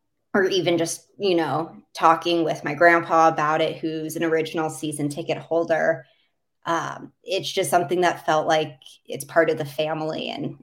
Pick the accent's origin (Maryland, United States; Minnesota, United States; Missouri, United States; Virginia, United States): Minnesota, United States; Minneapolis; so I grew up for the most part in Minneapolis. So being from the state of hockey, everyone has always asked me why the Islanders.